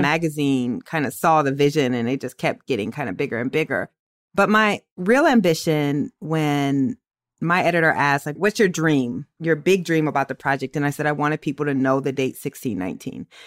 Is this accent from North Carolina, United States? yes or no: no; Waterloo, Iowa, United States; I'm from Waterloo